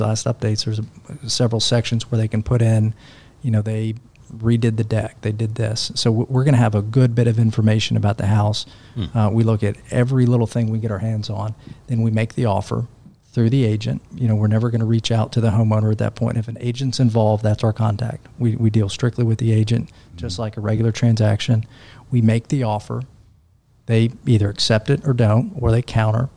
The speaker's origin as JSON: {"language": "English", "town": "Nashville", "region": "Tennessee", "country": "United States", "tie": "born or raised there", "said": "I'm from Nashville."}